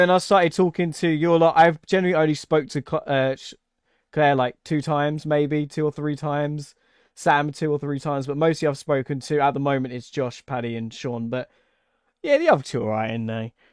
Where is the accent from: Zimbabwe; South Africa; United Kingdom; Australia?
United Kingdom; England; where I'm English